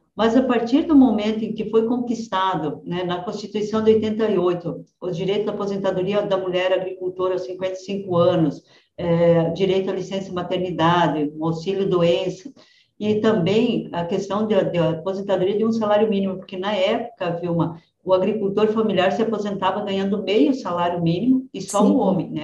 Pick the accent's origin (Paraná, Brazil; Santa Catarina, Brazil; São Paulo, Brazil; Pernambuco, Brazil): Paraná, Brazil; Francisco Beltrão; also born or lived in Rio Grande do Sul; E eu sou do, de Francisco Beltrão, na verdade nasci no Rio Grande, mas vim para Francisco Beltrão, no sudoeste do Paraná, com três anos de idade.